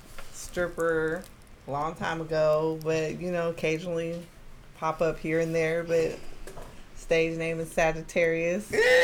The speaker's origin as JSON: {"language": "English", "town": "Eugene", "region": "Oregon", "country": "United States", "also_born_or_lived": "Portland, Oregon", "moved": "yes", "said": "not being from Portland, I'm from Eugene, Oregon."}